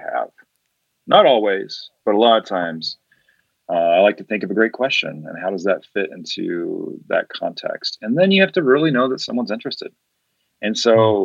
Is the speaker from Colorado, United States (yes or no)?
yes; Colorado, United States; I'm from Colorado